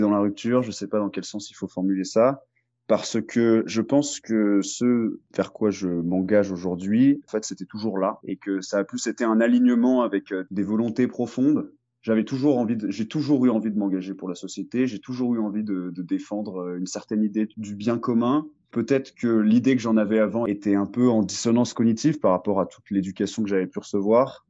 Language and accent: French; France; also born or lived in Marseille; chez nous, en France